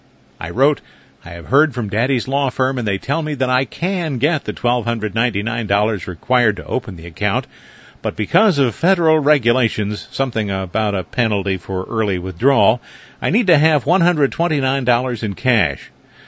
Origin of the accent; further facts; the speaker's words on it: New York City, New York, United States; In 1945, when I was 6, they moved to New York City, and I grew up in the Lower East Side.